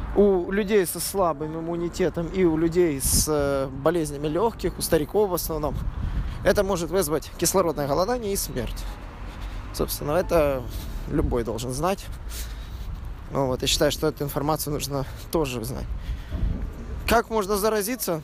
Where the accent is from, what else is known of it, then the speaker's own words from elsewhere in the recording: Odesa, Odesa Oblast, Ukraine; now in Berlin, Germany; родной Одессы